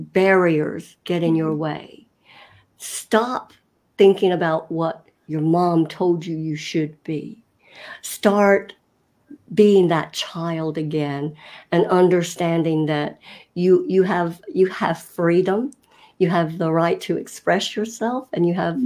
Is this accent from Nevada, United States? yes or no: no; North Carolina, United States; I was raised in North Carolina in the States